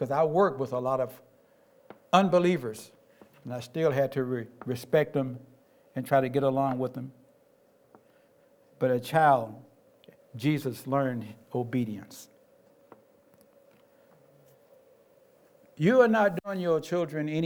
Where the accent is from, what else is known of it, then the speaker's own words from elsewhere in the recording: Tennessee, United States; I grew up in Tennessee, everybody was my parent